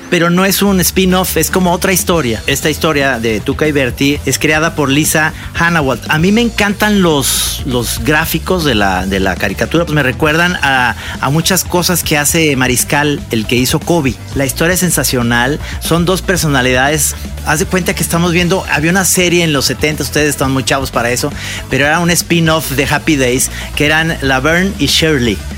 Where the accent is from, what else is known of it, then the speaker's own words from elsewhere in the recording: Guadalajara, Jalisco, Mexico; yo que soy de Guadalajara